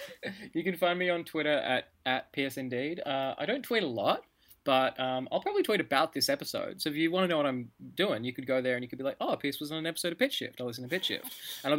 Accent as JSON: {"language": "English", "country": "Australia", "said": "I'm Australian"}